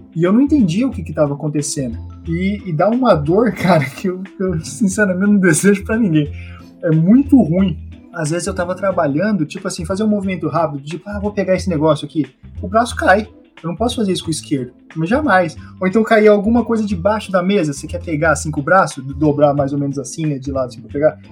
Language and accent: Portuguese; Brazil; now in Japan; Quando eu saí do Brasil, quem viu tudo as coisas para eu vir aqui pro Japão foi meu tio.